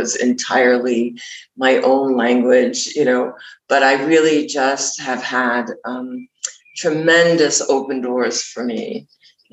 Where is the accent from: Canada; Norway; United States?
United States; New York; moved away as an adult; I'm from New York